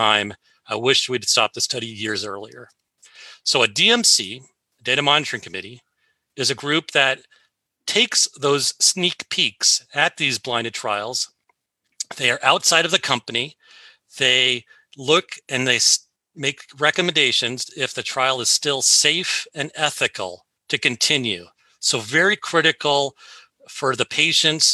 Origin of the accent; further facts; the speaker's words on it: Seattle, Washington, United States; I was raised here in Seattle and I never left